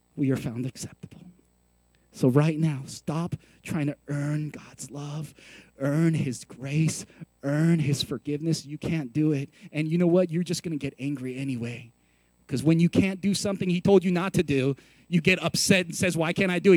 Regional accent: San Francisco, California, United States; also born or lived in Texas; now in Colorado, United States; I grew up in San Francisco, California

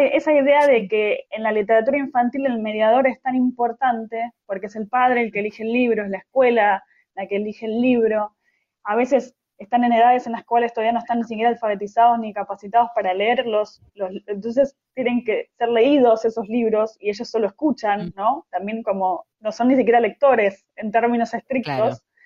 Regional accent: Argentina; also born or lived in Buenos Aires

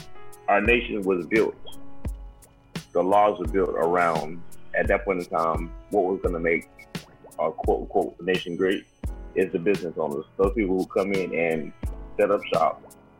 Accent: Ohio, United States; I'm from Ohio.

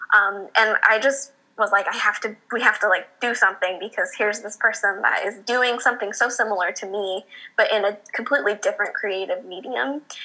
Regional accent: Bakersfield, California, United States; now in San Diego, United States; growing up in Bakersfield

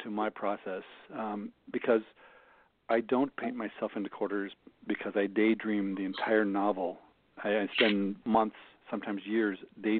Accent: Jefferson City, Missouri, United States; moved away as an adult; also born or lived in Minnesota; I grew up outside of Jefferson City

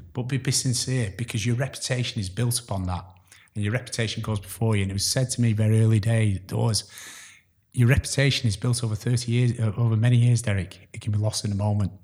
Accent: Chorley, North West England, United Kingdom; also born or lived in Glasgow; I'm, uh, originally from, um, the Glasgow, you won't tell by my accent, but, uh, I grew up in the area of Chorley

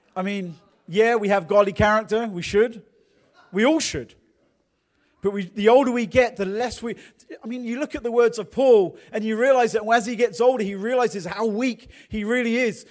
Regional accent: England, United Kingdom; accent: English; now in United States; I'm from England

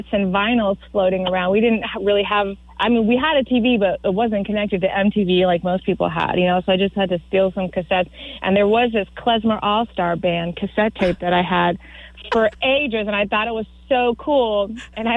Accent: Florida, United States; I grew up in Florida, so I can't claim, you know, like majorly authentic status

